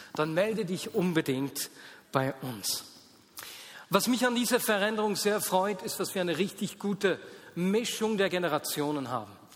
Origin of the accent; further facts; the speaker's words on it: Switzerland; wir Schweizer